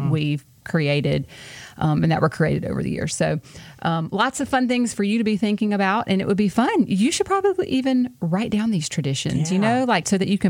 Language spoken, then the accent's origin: English; Louisiana, United States; moved away as an adult; Because, I mean, we're from Louisiana, too.